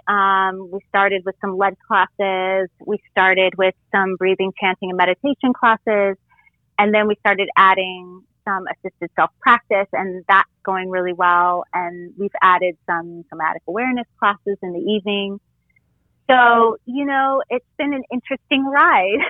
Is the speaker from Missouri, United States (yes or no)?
no; Costa Mesa, California, United States; also born or lived in Los Angeles, California; now in Florida, United States; growing up in Orange County in Southern yeah. California